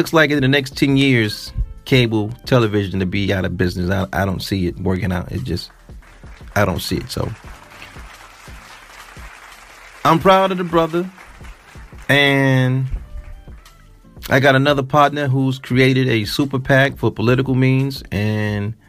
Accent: Detroit, Michigan, United States; I'm from Plymouth

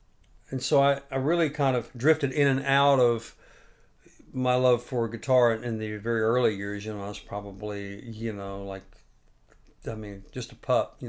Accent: Gulf Coast of Florida, United States; moved away as an adult; now in Nashville, United States; So I grew up on the Gulf Coast of Florida.

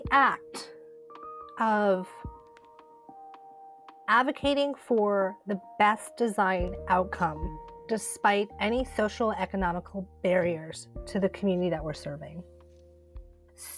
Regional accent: Southampton, New York, United States; I was born and raised on the Shinnecock Reservation in Southampton, New York

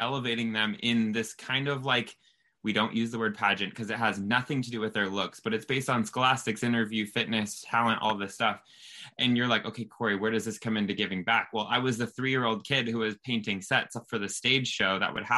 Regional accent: Southern California, United States; I grew up in Southern California, and growing up a kid down here

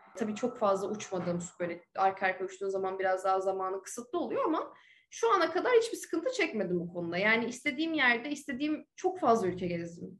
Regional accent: Ankara, Turkey; moved away as an adult; also born or lived in United States; now in Dubai, United Arab Emirates; Ankara'da doğdum büyüdüm.

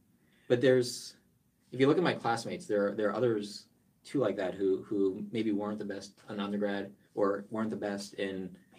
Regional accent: New Jersey, United States; moved away; also born or lived in New York; I grew up in New Jersey, if my accent doesn't show it.

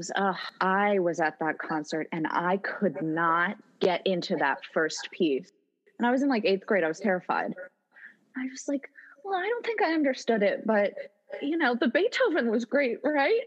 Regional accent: Westchester, New York, United States; I grew up in New York, and my parents got me just a single ticket subscription to the New York Phil every Christmas. So I would just take the train in from Westchester

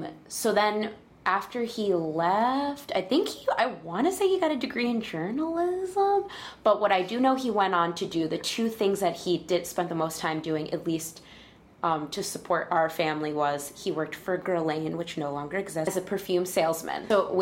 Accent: Connecticut, United States; moved away as an adult; also born or lived in Flushing, Queens, New York; now in New York, United States; So I lived there with my parents until I was 7 years old. They couldn't afford it anymore. So my mother's family, who lived in Connecticut, said, hey, we'll help you pay for things if you move to Connecticut. So I moved to Connecticut

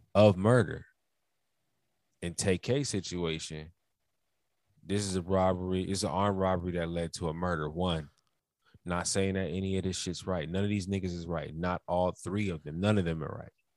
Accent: United States; We both black Americans

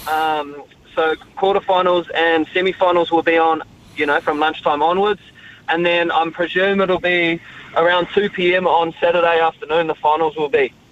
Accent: Raglan, Waikato, New Zealand; Growing up in Raglan

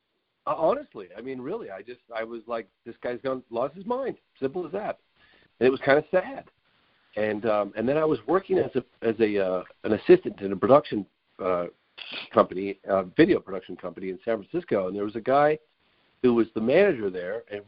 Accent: England, United Kingdom; my dad's British, and I was born in England

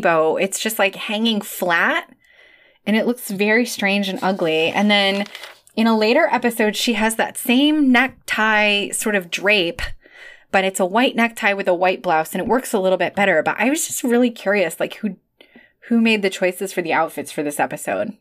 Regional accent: Chicago, Illinois, United States; moved away; as a Chicagoan, formerly, uh, and I still identify as a Chicagoan

